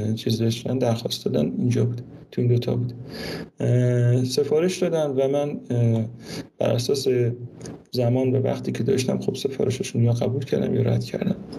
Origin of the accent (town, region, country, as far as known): Mashhad, Razavi Khorasan, Iran; moved away